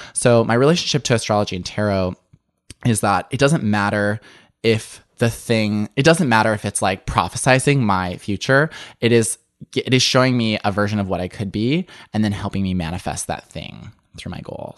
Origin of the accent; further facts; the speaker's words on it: suburban Illinois, United States; I grew up in the Midwest in suburban Illinois.